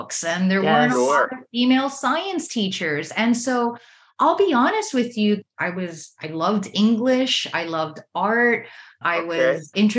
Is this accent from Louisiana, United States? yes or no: no; Miami, Florida, United States; I grew up in Miami, Florida, an area called Little Havana, where there were a lot of Cuban immigrants